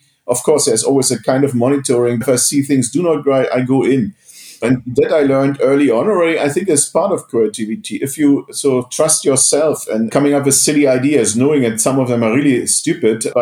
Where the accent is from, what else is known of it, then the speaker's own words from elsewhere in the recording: East Germany, Germany; moved away; I come from East Germany, have a weird background. I was in a school of mathematics